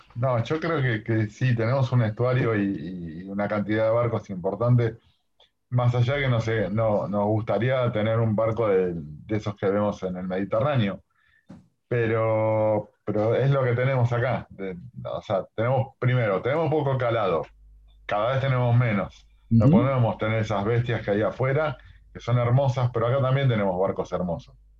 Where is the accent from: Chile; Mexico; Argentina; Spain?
Argentina; los argentinos somos muy buenos marineros